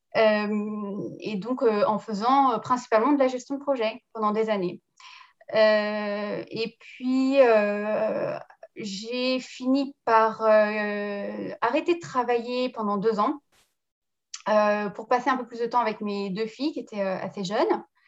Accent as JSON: {"language": "French", "country": "France", "tie": "born or raised there", "moved": "as an adult", "lives_now": "New Zealand", "said": "Je suis euh, née en France, j'ai grandi en France, mais avec un papa kiwi."}